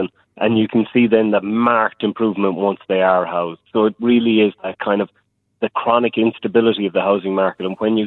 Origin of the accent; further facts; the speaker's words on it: Ireland; now in New Zealand; I'm from Ireland